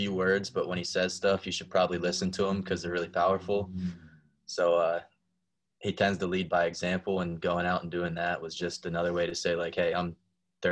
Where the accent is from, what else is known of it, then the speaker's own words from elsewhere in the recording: Pittsburgh, Pennsylvania, United States; I'm from Pittsburgh